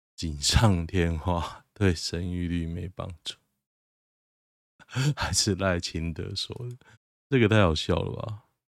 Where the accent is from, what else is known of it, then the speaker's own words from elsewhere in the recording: Taoyuan, Taiwan; 我家在后站，我老家在后站